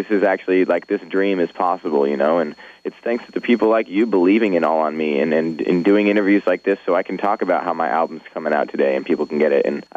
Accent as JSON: {"language": "English", "town": "Orangevale", "region": "California", "country": "United States", "tie": "born or raised there", "also_born_or_lived": "Sacramento / Folsom", "said": "I grew up in Northern California. I'm from a town called Folsom, I'm from a town called Orangeville, which is right next to Folsom"}